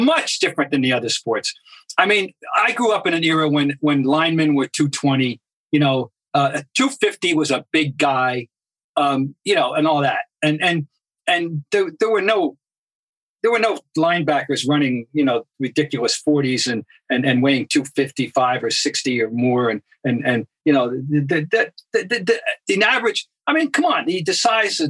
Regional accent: Boston, Massachusetts, United States; my hometown, Boston

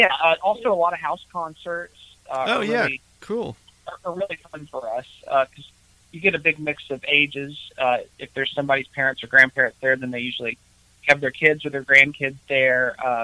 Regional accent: Atlanta, Georgia, United States; now in Nashville, United States; I'm from Atlanta. I'm actually from Atlanta, Georgia.

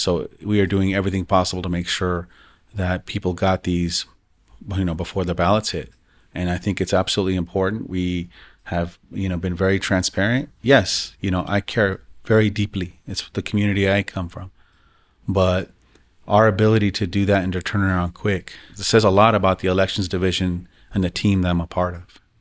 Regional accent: Denver, Colorado, United States; growing up in the West Side

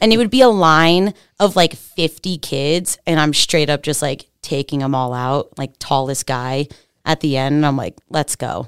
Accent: Pennsylvania, United States; I'm from Pennsylvania. The sticks, like, straight up Amish country. Like, horse and buggies go past my house

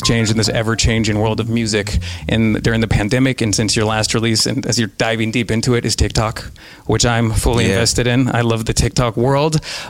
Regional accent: Reno, Nevada, United States; also born or lived in Seattle, Washington; I was born in Seattle, actually. Nice. But I grew up in Reno, Nevada, and we have a golf course there called Montreux where the PGA Tour always stops off.

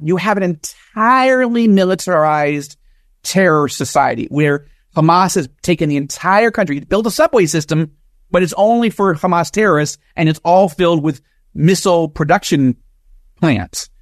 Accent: United States; moved away as an adult; now in Israel; evangelical Jewish American, born and raised in America

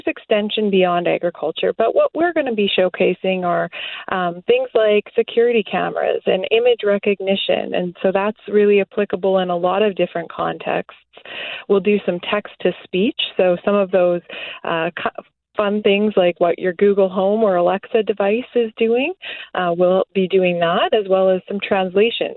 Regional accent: Morden, Manitoba, Canada; moved away as an adult; now in Minneapolis, United States; We grew up on a small farm south of Morden, Manitoba

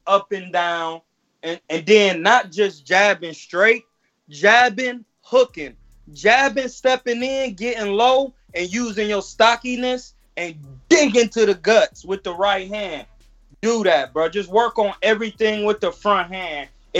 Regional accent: Ohio, United States; Yeah. Like, I'm from Ohio.

